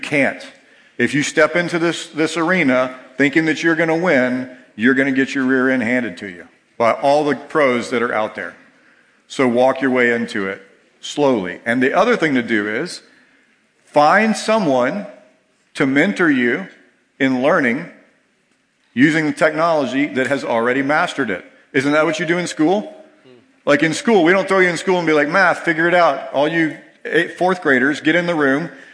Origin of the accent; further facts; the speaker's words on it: Georgia, United States; moved away; I grew up in Georgia